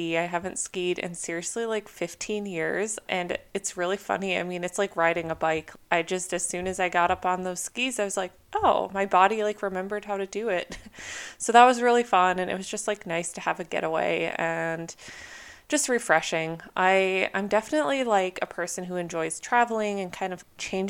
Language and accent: English; Minnesota, United States; moved away as an adult; now in California, United States; I grew up in Minnesota, and so for the first like 22 years of my life, I endured very harsh winters